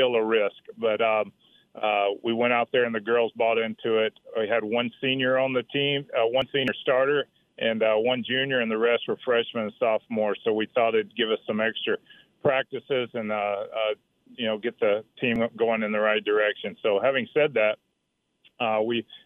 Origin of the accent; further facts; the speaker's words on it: Mississippi, United States; moved away; I'm from Mississippi